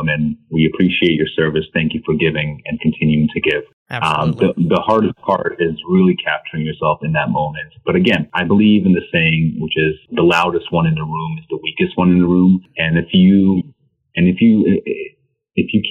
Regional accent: New York City, New York, United States; I grew up in Queens, New York as an immigrant

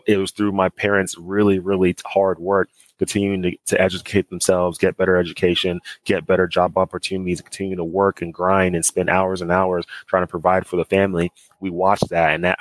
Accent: Dallas, Texas, United States; growing up in Dallas

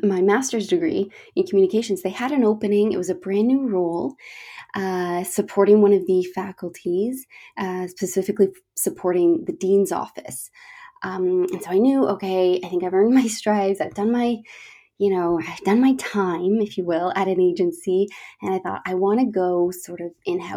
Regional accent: Toronto, Ontario, Canada; moved away as an adult; now in London, United Kingdom; I'm from Toronto, Canada, currently living in London, England, for about 7 years now.

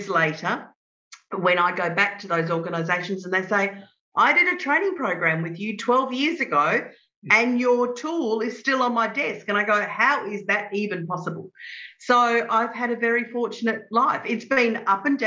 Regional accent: Adelaide, South Australia, Australia; I grew up in Adelaide in South Australia

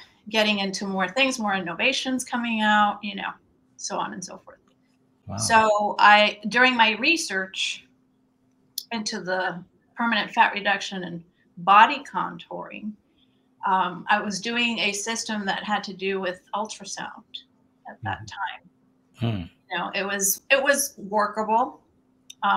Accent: Venezuela; moved away as an adult; also born or lived in San Francisco, California; now in United States; I'm originally from Venezuela. Okay. I graduated in business administration in Venezuela. And then I migrated here

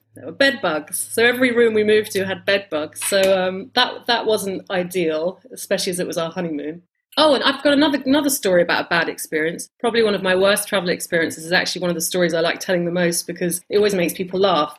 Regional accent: London, United Kingdom; also born or lived in United States; I was born in the States, then moved to um, London when I was a baby

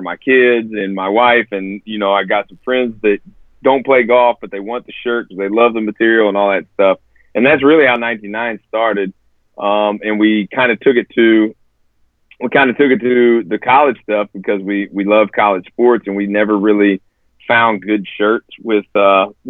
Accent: Evansville, Indiana, United States; I was born and raised here in Evansville

